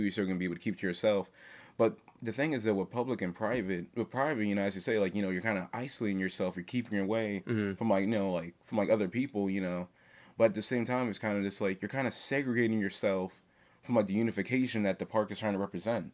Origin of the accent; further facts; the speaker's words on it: New Jersey, United States; now in Philadelphia, United States; I was born in New Jersey